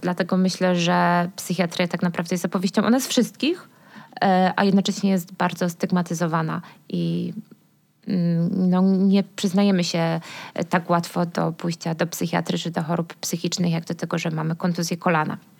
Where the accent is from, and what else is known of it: Silesian Voivodeship, Poland; now in Kraków, Poland